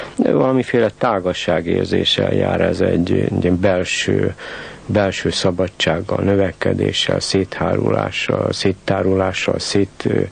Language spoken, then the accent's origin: Hungarian; Bratislava, Bratislava Region, Slovakia; moved away as an adult; also born or lived in Czechoslovakia / Novi Sad; now in Budapest, Hungary; élek én pozsonyiként Budapesten